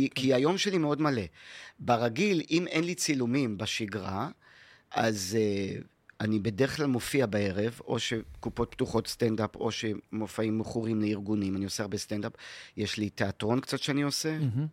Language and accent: Hebrew; Haifa, Haifa District, Israel; also born or lived in New York / North Carolina; איפה שאני גדלתי, בכרמל בחיפה